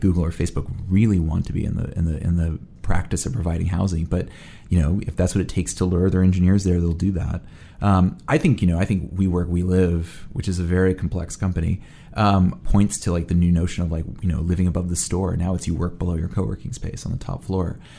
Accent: New York City, New York, United States; being a New Yorker

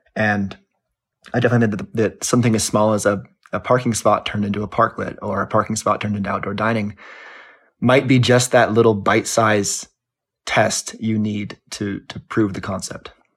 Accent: Los Angeles, California, United States; I grew up in Los Angeles

